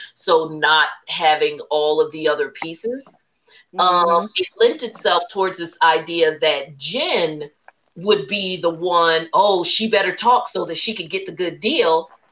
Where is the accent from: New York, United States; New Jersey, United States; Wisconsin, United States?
New Jersey, United States; I'm from Jersey, again, New Jersey's got lots of money